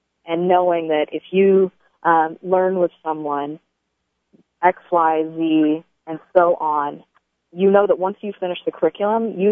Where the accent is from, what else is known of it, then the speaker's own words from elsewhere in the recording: Tennessee, United States; I was born and raised in Tennessee in an atheist family.